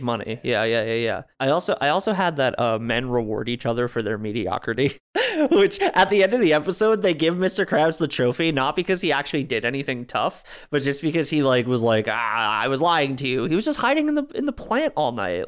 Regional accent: New Jersey, United States; I'm from New Jersey

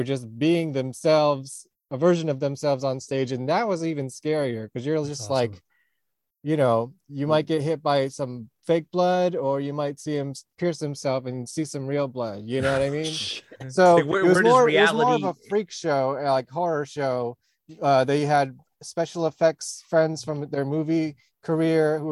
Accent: New York, United States; I'm actually from New York

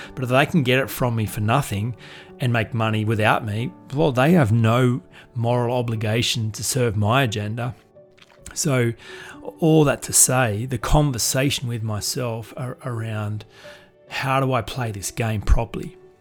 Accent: Goulburn, New South Wales, Australia; I'm just from Goulburn

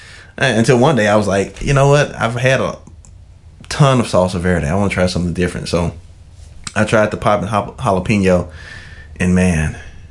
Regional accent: Memphis, Tennessee, United States; moved away as an adult; now in Texas, United States; I'm from Memphis

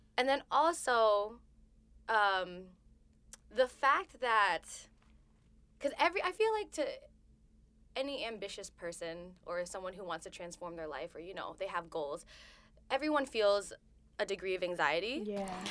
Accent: Pennington, New Jersey, United States; I am from Pennington, New Jersey, like the su- the suburbs, the suburbs of New Jersey

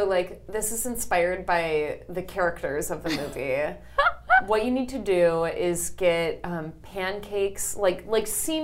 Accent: Michigan, United States; I'm from Michigan.

